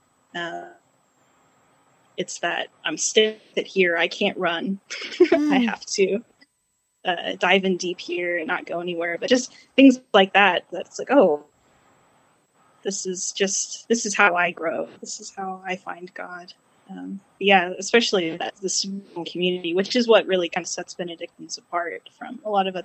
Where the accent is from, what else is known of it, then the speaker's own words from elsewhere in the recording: Yukon, Oklahoma, United States; now in Tulsa, United States; So I grew up in Yukon. We never changed parishes.